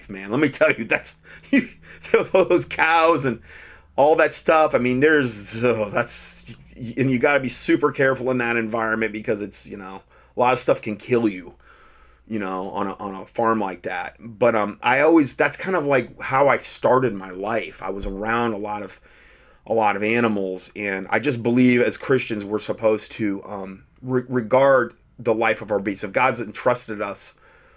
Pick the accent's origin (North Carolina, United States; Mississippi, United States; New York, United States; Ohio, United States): Ohio, United States; When I was growing up in Ohio